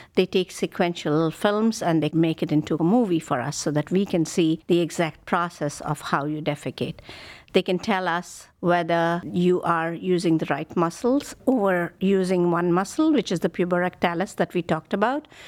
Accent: India; moved away as an adult; now in Cleveland, United States; I grew up in India and I did my medical training there

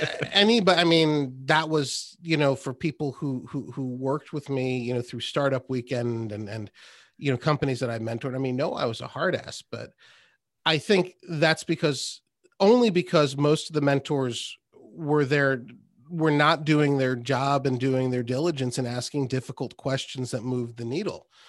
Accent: Westport, Connecticut, United States; moved away as an adult; also born or lived in Trumbull, Connecticut / Austin, Texas; I grew up here. I grew up in Trumbull and then Westport

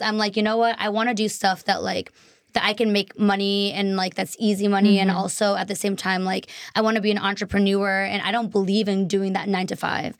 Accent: near Boston, Massachusetts, United States; also born or lived in Taiwan; now in Los Angeles, United States; Not from Boston, like a suburb in Mhm. near Boston.

